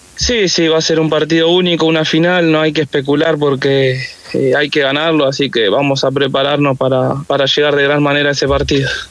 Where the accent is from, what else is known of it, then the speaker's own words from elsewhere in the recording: Rafael Castillo, Buenos Aires Province, Argentina; moved away as an adult; now in Coquimbo, Chile; yo vivo en Rafael Castillo, que es donde, donde me crié siempre